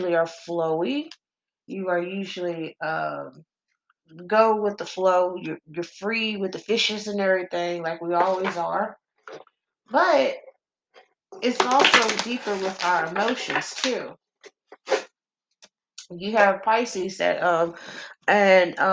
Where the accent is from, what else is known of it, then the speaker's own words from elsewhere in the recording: Texas, United States; I'm country. I'm from Texas. I'm country as fuck.